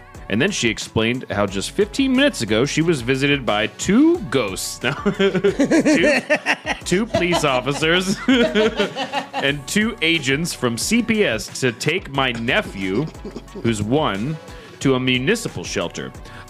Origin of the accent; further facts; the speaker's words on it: the South, United States; We are from the South.